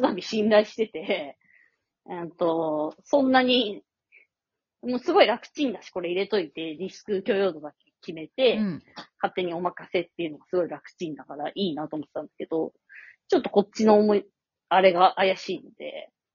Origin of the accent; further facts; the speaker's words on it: Nakano, Tokyo, Japan; うちの実家もさ、中野だった